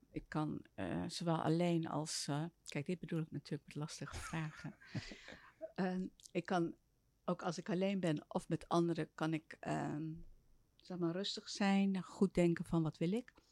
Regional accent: Soest, Utrecht, Netherlands; born there; In Soest.

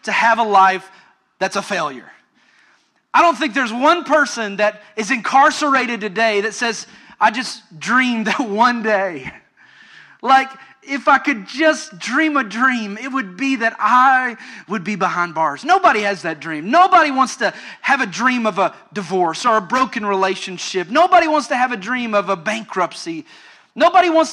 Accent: Western Kentucky, United States; moved away as an adult; also born or lived in Orlando, Florida; I grew up in Western Kentucky and lived out in the country

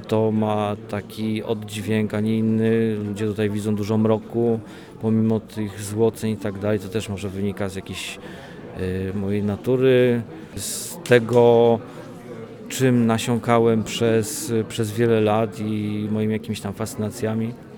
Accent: Wolbrom, Lesser Poland, Poland; also born or lived in Olkusz; now in Wrocław, Poland; pochodzę z Wolbromia, urodziłem się w Wolkuszu, a mieszkam we Wrocławiu

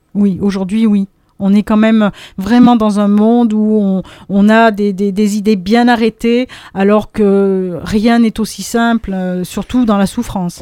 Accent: Auvergne-Rhône-Alpes, France; now in Drôme, France; je ne suis pas originaire de la Drôme, je viens d'Auvergne

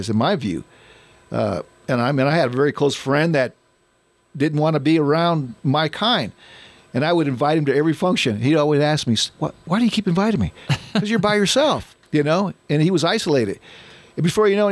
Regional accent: United States; I'm an American

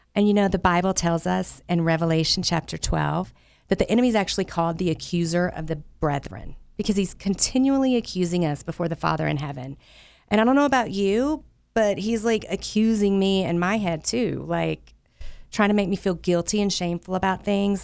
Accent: the South, United States; I grew up in the Southern Baptist Church down in the South where I'm from.

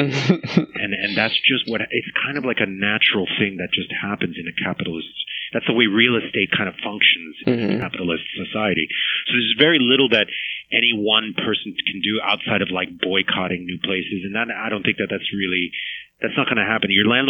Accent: New York City, New York, United States; I was born in 74, and I grew up in Queens

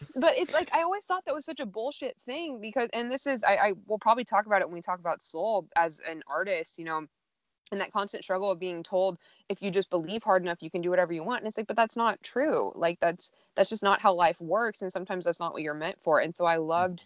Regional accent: Southern California, United States; growing up in Southern California

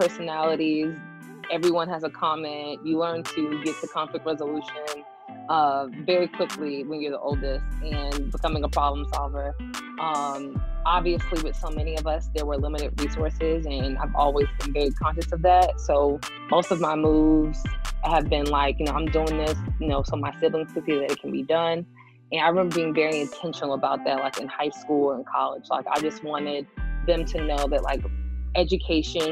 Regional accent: Miami Gardens, Florida, United States; moved away as an adult; now in Atlanta, United States; I'm originally from Miami Gardens, Florida

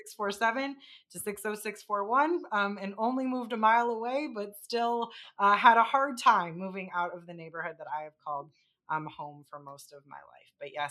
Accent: Chicago, Illinois, United States; I'm from Chicago's Northwest Side. Grew up in the Logan Square Humboldt Park community. Third generation resident of that area. And only recently just moved out of the neighborhood

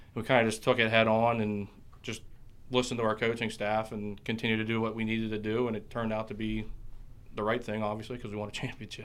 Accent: Tyrone, Pennsylvania, United States; I'm from Tyrone, Pennsylvania, in between State College and Altoona

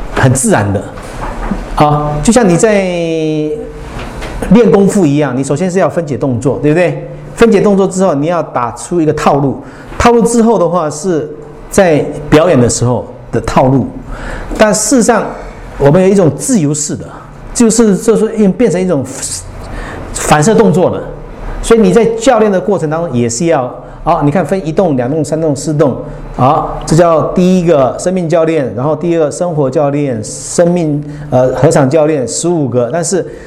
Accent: Hualien, Taiwan; 我来自花莲

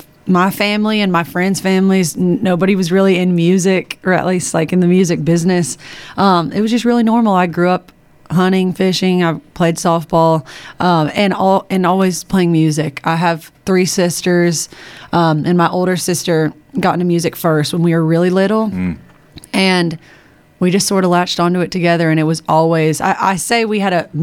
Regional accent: Nashville, Tennessee, United States; I loved growing up in Nashville.

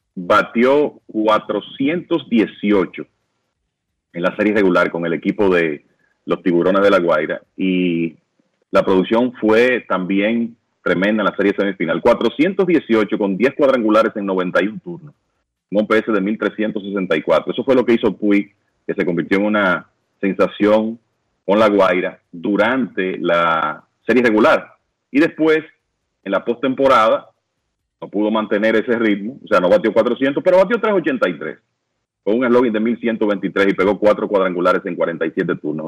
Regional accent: Dominican Republic; yo soy dominicano

